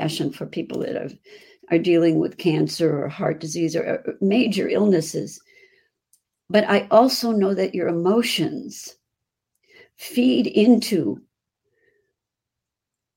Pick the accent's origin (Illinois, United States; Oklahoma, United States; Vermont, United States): Illinois, United States; Chicago; accent: Chicago; That's my Chicago accent.